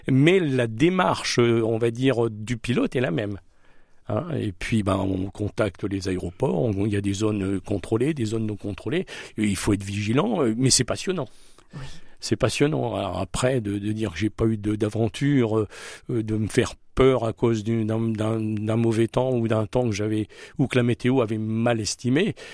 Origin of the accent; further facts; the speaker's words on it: Hauts-de-France, France; je suis natif de Picardie, donc j'ai appris à piloter à Lens, dans l'Aisne.